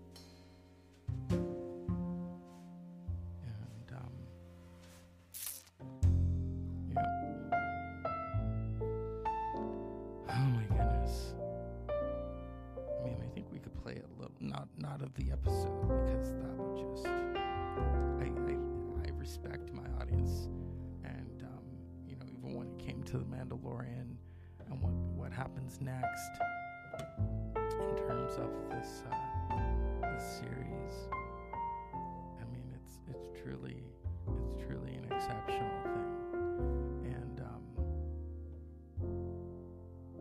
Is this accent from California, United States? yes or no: yes; Northern California, United States; I grew up in Northern California, not too far from where George Lucas began his start